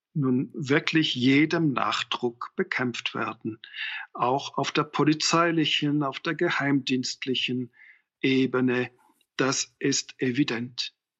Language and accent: German; Switzerland; als Schweizer